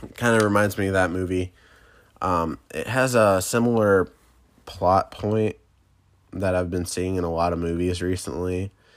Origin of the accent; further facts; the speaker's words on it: Michigan, United States; I am from the Mitten, um, Michigan.